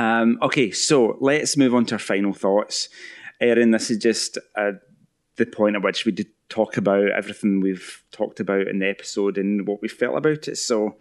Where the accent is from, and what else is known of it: Scotland, United Kingdom